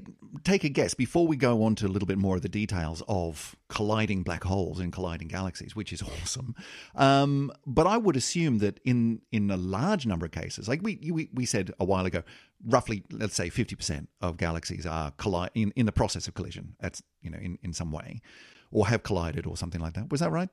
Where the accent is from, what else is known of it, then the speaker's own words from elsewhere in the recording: Australia; I'm an I'm an Australian